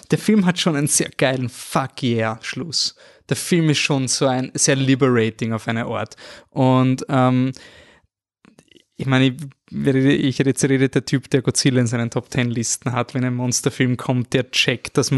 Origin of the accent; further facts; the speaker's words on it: Austria